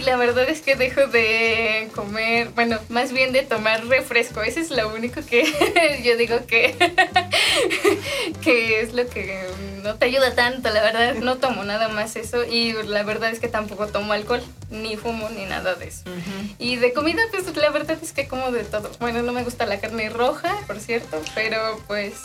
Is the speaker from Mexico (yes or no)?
yes; Mexico; yo todo era siempre aquí en México